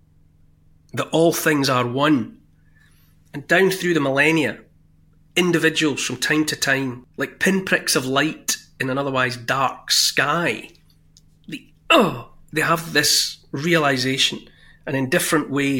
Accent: Dumfries, Scotland, United Kingdom; growing up in Dumfries

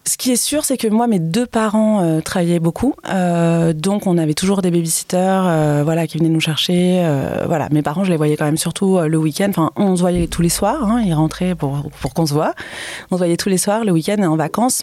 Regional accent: Paris, Île-de-France, France; Donc on est parisien, mais on vient quand même de, plein mhm. d'endroits différents.

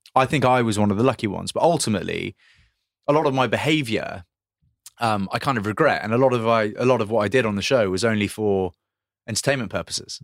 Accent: Grantham, East Midlands, United Kingdom; I was born in Grantham

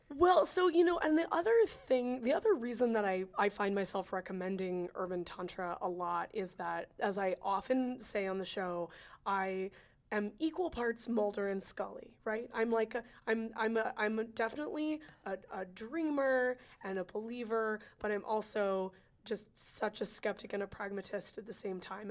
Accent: California, United States; I'm from California

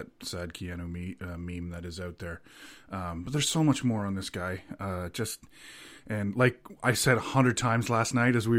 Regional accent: Canada; also born or lived in Toronto; we are Canadian

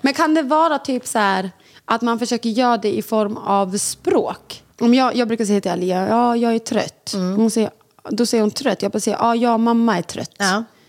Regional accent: Sweden; Vi båda två är födda i Sverige, eller Lambert kom när han var mycket mindre men vi är ändå uppvuxna i Sverige

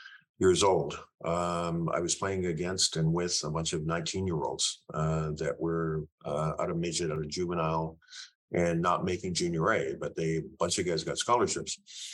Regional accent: Sarnia, Ontario, Canada; Our acceptance in a small town in southern Ontario, there was only about two or three other Black families that I was aware of.

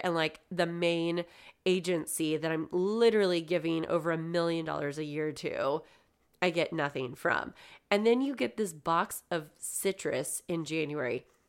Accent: California, United States; moved away; I was from California

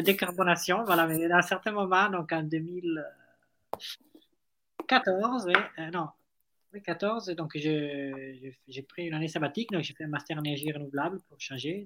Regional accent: Italy; accent: Italian; French is a second language; moved away as an adult; now in France; Moi, je suis italien

